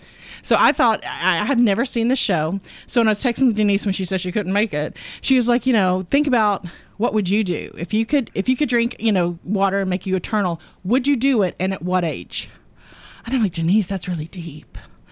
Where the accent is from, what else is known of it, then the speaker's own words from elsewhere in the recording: the South, United States; Oh, yeah. Well, we're from the South. We know hot. We're good with hot.